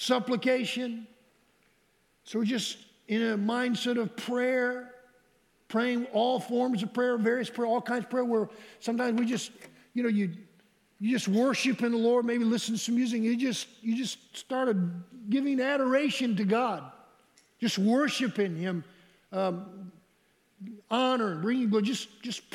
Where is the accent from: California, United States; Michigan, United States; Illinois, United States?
Michigan, United States; we grew up in Michigan